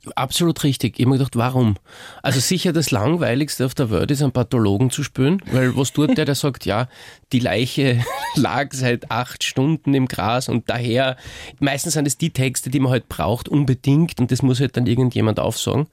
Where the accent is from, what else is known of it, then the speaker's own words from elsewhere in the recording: Rottenmann, Styria, Austria; accent: Styrian; now in Vienna, Austria; in meiner Heimatstadt in Rottenmann